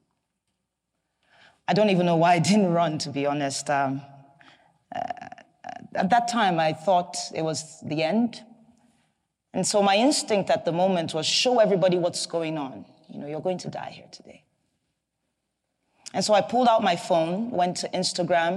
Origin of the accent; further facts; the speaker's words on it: Enugu State, Nigeria; I'm from Enugu State, which is in the southeast region of Nigeria.